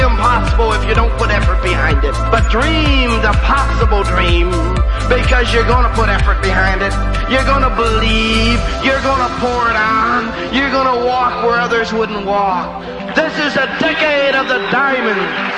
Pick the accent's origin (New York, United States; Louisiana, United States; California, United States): New York, United States; Rome; moved away; I go back to my hometown in Rome, New York